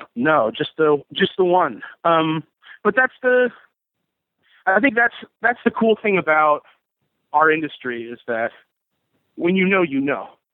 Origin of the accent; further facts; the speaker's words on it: Southern California, United States; growing up in Southern California